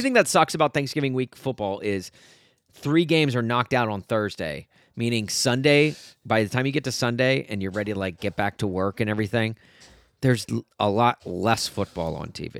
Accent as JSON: {"language": "English", "country": "United States", "said": "I'm American"}